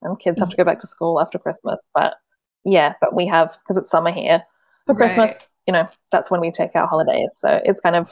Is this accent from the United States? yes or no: no; Australia; I'm Australian